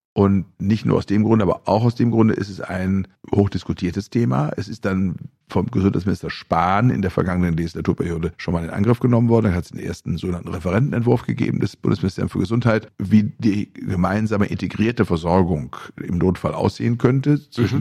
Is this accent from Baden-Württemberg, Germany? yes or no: no; Bielefeld, North Rhine-Westphalia, Germany; in meiner Heimatstadt Bielefeld